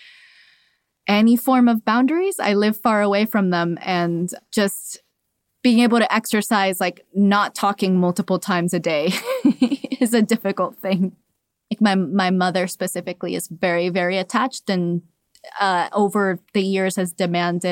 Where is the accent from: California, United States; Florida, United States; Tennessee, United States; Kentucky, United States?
Florida, United States; Miami; also born or lived in Cuba; I was born in Cuba and raised in Miami